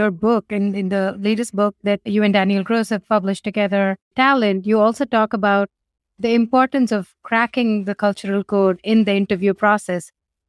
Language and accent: English; Chennai, Tamil Nadu, India; also born or lived in Seattle, United States; now in United States; for me and Sriram, we moved from India, from Chennai in 2007 to Seattle. And that was our first ever international trip. We basically moved here as a trip and settled down in Seattle for 5 years, then moved to the Bay Area.